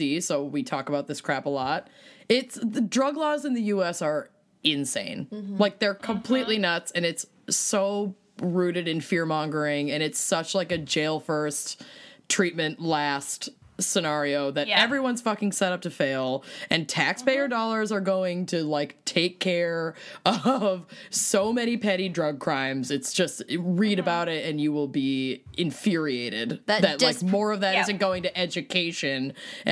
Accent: Connecticut, United States; from Connecticut

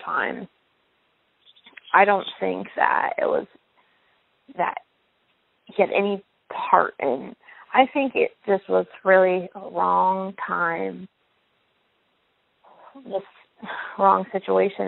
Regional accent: Wilmington, United States; we're from Wilmington.

